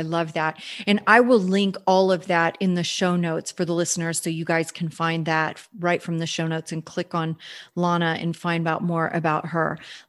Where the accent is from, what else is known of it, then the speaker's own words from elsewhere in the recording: Kansas City, United States; moved away as an adult; also born or lived in Hollywood; 20 years ago when I was living in Hollywood, and if I would come back to my hometown, Kansas City